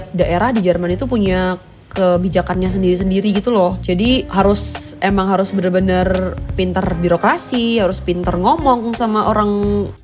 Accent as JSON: {"language": "Indonesian", "town": "Pekanbaru", "region": "Riau", "country": "Indonesia", "tie": "born or raised there", "said": "iya, aku aslinya suku Minang."}